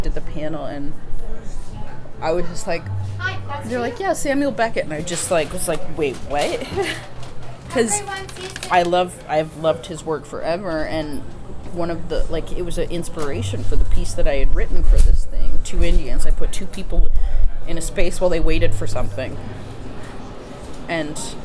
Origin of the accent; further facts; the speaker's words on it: Six Nations, Ontario, Canada; I grew up on the res. I grew up on Six Nations, so an hour and a half outside of Toronto.